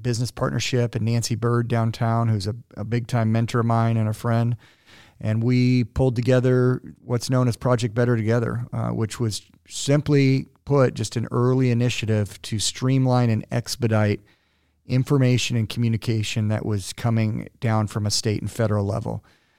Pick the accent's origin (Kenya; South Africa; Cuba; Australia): Cuba; also born or lived in Puerto Rico / San Diego; But I grew up in Cuba and Puerto Rico, which was fascinating and totally awesome.